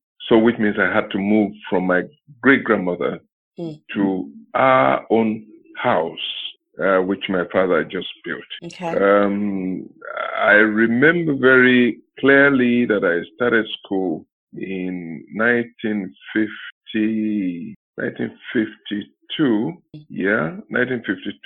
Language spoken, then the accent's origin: English; Ondo, Nigeria; I started from St. Mary's Primary School, somewhere in town, Ondo Town